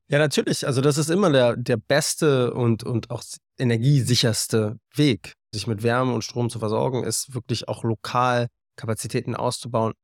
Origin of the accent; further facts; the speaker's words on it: Berlin, Germany; moved away as an adult; dann wollte ich zurück nach Berlin und in meine Heimat